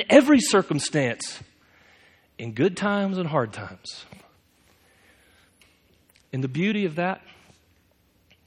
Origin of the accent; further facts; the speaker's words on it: United States; us to do as American Christians